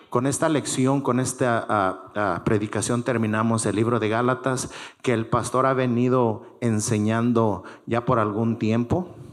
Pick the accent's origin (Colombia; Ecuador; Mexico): Mexico; Todos los que somos mexicanos, cuando vamos a la Embajada de México, ¿qué hermanos? Estamos arreglando situaciones mexicanas.